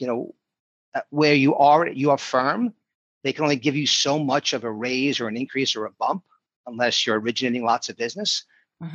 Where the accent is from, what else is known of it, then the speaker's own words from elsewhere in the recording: New York City, New York, United States; moved away as an adult; also born or lived in South Florida; I grew up in Brooklyn, New York